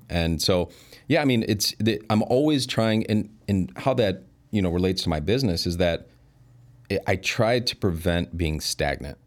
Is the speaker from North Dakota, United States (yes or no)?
no; Elgin, Illinois, United States; I was born and raised in Elgin. Yeah, moved away for a little bit. But, um, yeah, mostly been there my whole life.